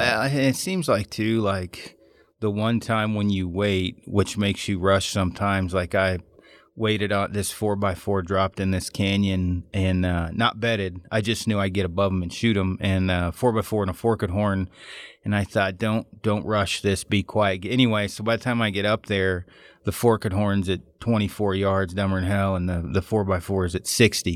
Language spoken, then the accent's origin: English; Oregon, United States; I'm from Oregon.